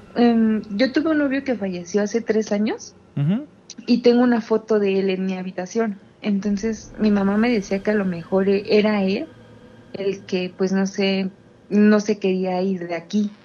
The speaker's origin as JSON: {"language": "Spanish", "region": "State of Mexico", "country": "Mexico", "said": "De el Estado de México"}